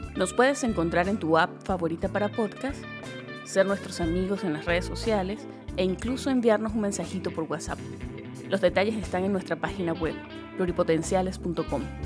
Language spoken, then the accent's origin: Spanish; Venezuela; moved away as an adult; now in United States; Soy una médico venezolana que se vino hace años a Estados Unidos con dos maletas